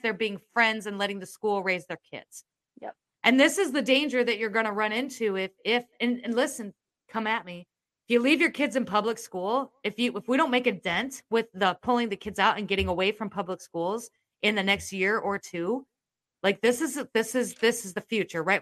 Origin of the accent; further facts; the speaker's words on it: Iowa, United States; I'm from Iowa